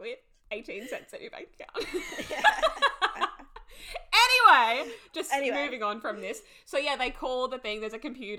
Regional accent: Australia; we're Australian

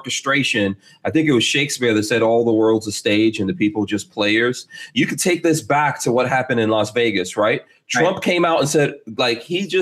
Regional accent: Guyana; now in United States; I'm originally from Guyana

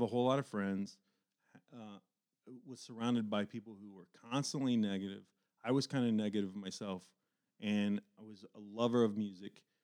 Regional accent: Dayton, Ohio, United States; when I was growing up in East Dayton, I grew up a huge music fan

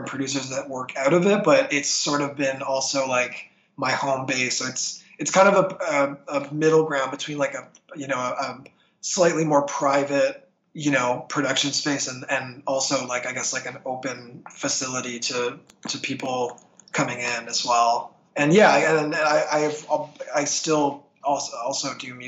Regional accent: St. Catharines, Ontario, Canada; moved away as an adult; now in Toronto, Canada; my hometown of St. Catharines

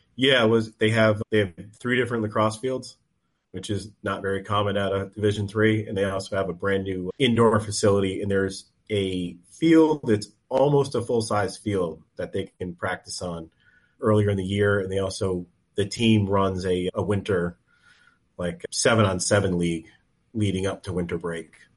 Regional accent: Western Massachusetts, United States; we're from Western Mass

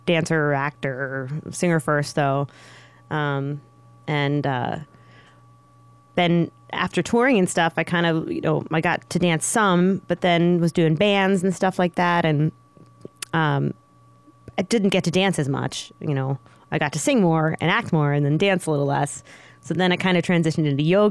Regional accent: Pittsburgh, Pennsylvania, United States; moved away as an adult; now in Las Vegas, United States; I'm from Pittsburgh, Pennsylvania.

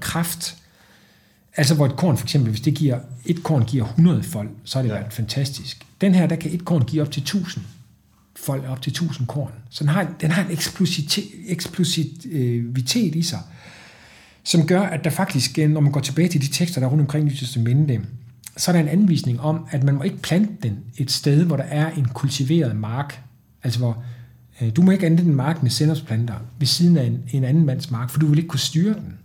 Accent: Trige, Central Denmark Region, Denmark; jeg var spejder som dreng i Trige nord for Aarhus

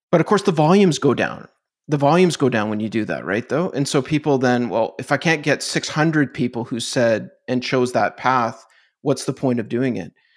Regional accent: Canada; I'm Canadian

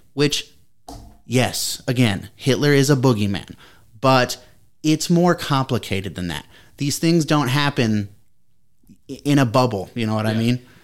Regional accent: Columbus, Ohio, United States; we're Chris and I are from Ohio, and we grew up down in Columbus

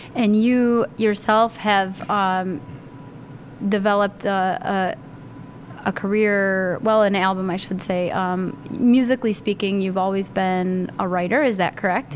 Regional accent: Northeast Ohio, United States; I grew up in Northeast Ohio for the most part

